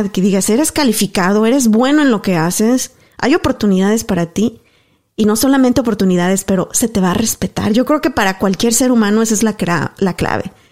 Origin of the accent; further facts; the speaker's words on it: Mexico; moved away as an adult; now in Canada; Y cuando yo llegué de México, Igual que tú, yo estudié periodismo, ciencias de la comunicación.